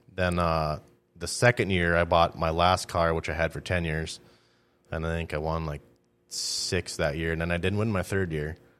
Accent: Greenbush, Minnesota, United States; I grew up in Greenbush

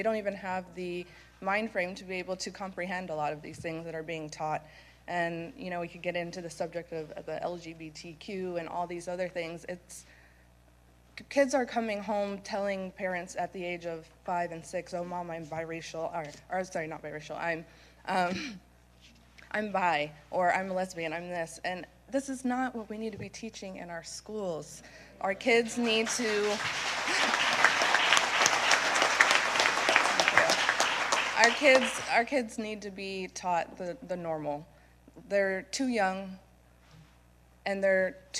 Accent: Sarasota County, Florida, United States; I'm from Sarasota County

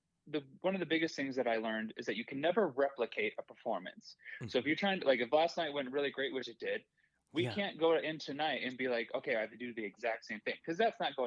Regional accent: Fort Wayne, Indiana, United States; moved away; my hometown of Fort Wayne, Indiana.

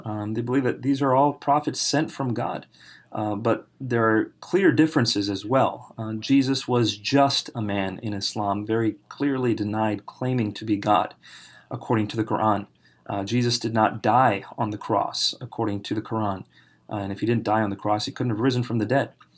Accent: United States; I was raised in America

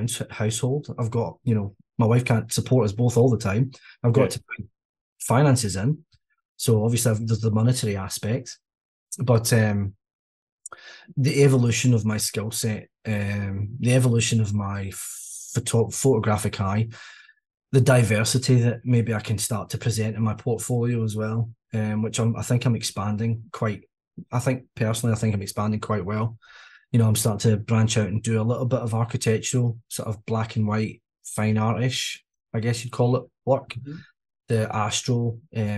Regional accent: Largs, Scotland, United Kingdom; moved away as an adult; also born or lived in Milton Keynes; now in New Zealand; I love my hometown. I'm from a place called Largs, which is just on the west coast of Scotland, little seaside town.

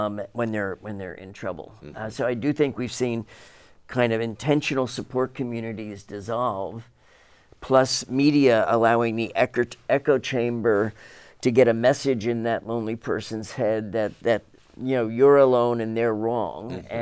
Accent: New Jersey, United States; When I grew up in New Jersey, my aunt, who lived in Arizona, was sort of the eccentric one who chose not to live in Jersey.

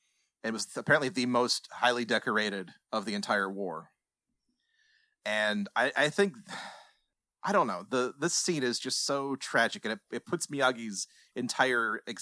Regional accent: New Jersey, United States; Hey, yo, I'm from New Jersey. I don't know no better.

